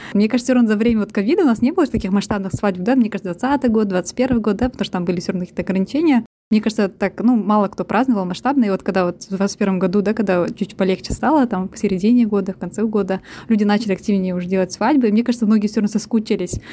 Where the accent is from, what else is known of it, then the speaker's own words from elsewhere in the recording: Almaty, Kazakhstan; now in London, United Kingdom; Я живу и работаю в Лондоне, сама родом с Казахстана, с Алматы